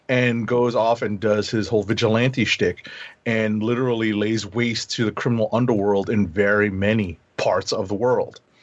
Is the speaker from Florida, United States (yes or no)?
no; New York, United States; a New Yorker, born and bred